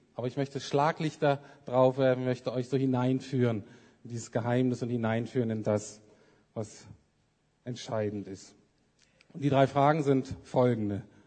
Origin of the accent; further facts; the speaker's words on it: Bremen, Germany; moved away as an adult; also born or lived in Heidelberg / England; ich bin in Bremen aufgewachsen, viertes von fünf Kindern